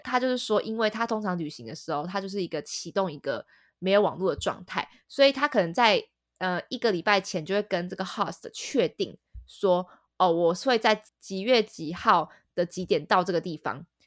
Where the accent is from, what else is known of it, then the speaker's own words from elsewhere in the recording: Taipei, Taiwan; 身为台北人的我们